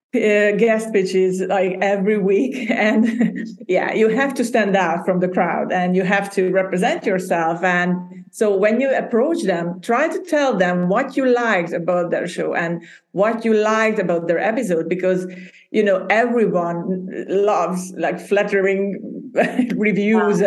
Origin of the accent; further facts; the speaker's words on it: Hungary; English is a second language; moved away as an adult; also born or lived in Budapest, Hungary / Denmark; I was born and raised in Hungary, in Central Europe.